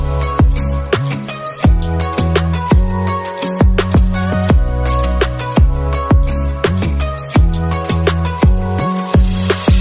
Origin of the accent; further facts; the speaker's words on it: Waveland, Mississippi, United States; moved away; also born or lived in Texas / California / Las Vegas; I'm from Mississippi. I'm from Waveland, Mississippi. So I'm from a small town